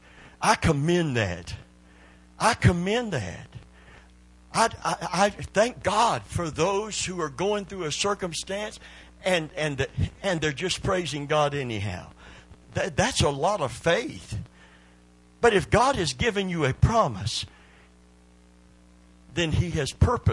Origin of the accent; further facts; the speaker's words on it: Kentucky, United States; I'm from Kentucky